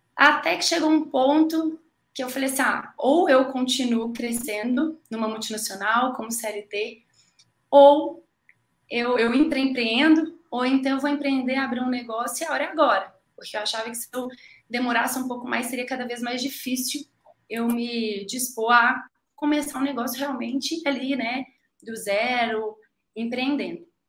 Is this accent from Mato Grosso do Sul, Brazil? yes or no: no; Betim, Minas Gerais, Brazil; also born or lived in Belo Horizonte; eu sou mineira, sou nasci em Belo Horizonte, sou ali da região de Betim, região metropolitana